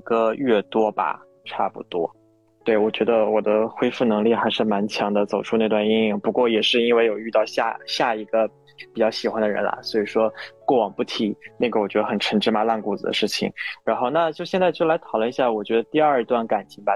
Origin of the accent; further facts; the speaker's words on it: Northeast China, China; now in Shanghai, China; 我是一个东北人，工作在上海